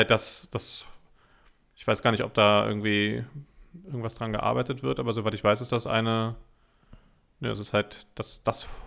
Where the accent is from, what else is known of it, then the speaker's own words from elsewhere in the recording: Germany; Es ist sehr unangenehm, gerade als Deutscher es ist die absolute Hölle.